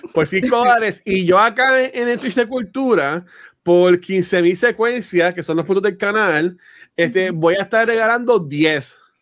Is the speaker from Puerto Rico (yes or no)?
yes; Canóvanas, Puerto Rico; soy de Canóvana